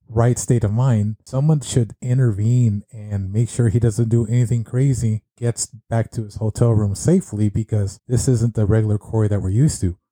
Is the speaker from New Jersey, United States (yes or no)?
no; California, United States; moved away as an adult; also born or lived in Las Vegas; I was born and raised in California